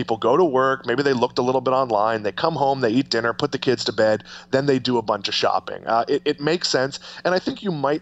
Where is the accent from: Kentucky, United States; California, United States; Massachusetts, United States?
Massachusetts, United States; I grew up with blue laws as well, but they've mostly gone away in Massachusetts